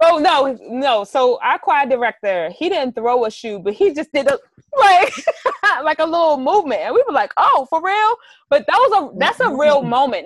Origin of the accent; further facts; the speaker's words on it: Baltimore, Maryland, United States; I grew up in Baltimore City